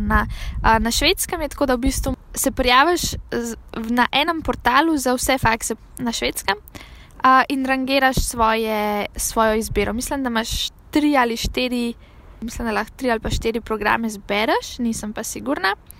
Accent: Slovenia; kot slovenec

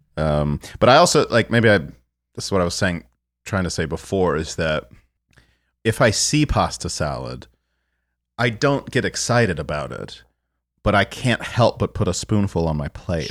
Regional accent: San Antonio, Texas, United States; moved away; also born or lived in Minneapolis; growing up in San Antonio

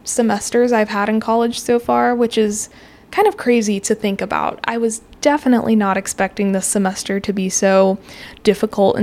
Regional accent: Colorado, United States; moved away as an adult; now in Texas, United States; I'm from Colorado originally

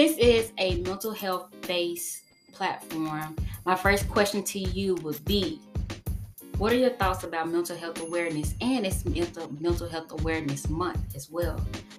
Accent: Jackson, Mississippi, United States; I'm from Jackson, Mississippi.

